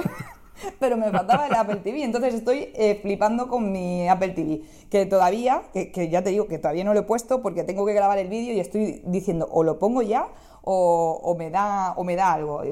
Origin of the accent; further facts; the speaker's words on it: Barcelona, Catalonia, Spain; yo soy de Barcelona